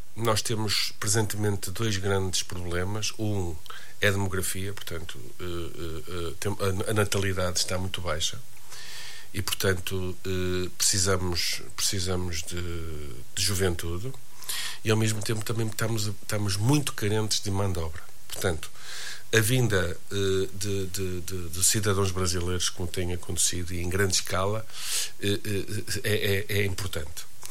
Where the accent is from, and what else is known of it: Braga, Norte, Portugal